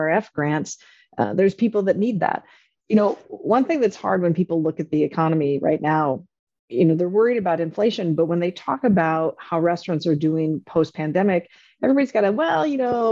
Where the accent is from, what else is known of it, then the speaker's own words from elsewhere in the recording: North Dakota, United States; moved away; I grew up on a farm in North Dakota